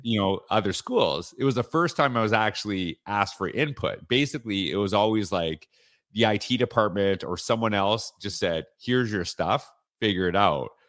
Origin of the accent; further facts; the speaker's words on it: Canada; moved away as an adult; now in Florida, United States; I'm from Canada